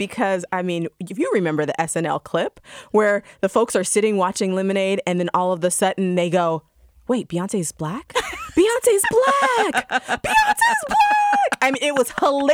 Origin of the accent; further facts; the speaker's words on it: Georgia, United States; as a Black woman growing up in Georgia